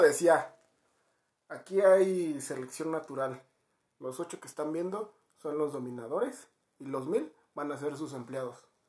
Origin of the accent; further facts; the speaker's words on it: Mexico; los mexicanos somos